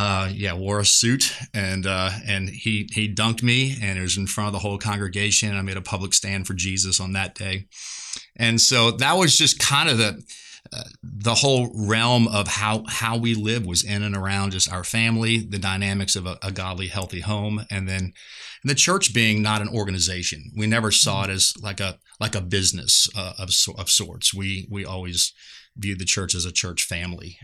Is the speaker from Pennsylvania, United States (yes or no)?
no; just outside of New Orleans, Louisiana, United States; moved away as an adult; now in Seguin, United States; I'm just outside of New Orleans, and so I am kind of a part of the Caj-, Cajun mafia